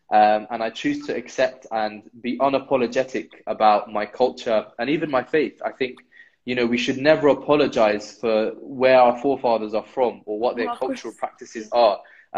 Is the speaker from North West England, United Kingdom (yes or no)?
no; London, United Kingdom; if I tell them I'm from London, well, where are you really from?